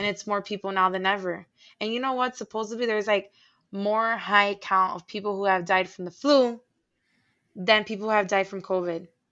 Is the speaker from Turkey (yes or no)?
no; Puerto Rico; moved away; I was born in Puerto Rico